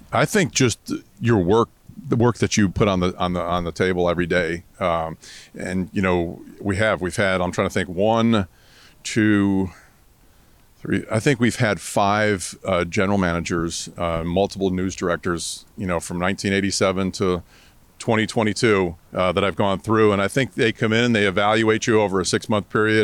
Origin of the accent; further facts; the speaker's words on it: Vermont, United States; moved away as an adult; now in Tampa, United States; I grew up in Vermont